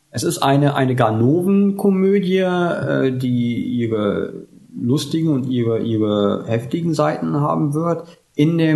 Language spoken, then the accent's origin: German; West Germany, Germany; wie man ja hört, komme ich aus, ursprünglich aus Deutschland.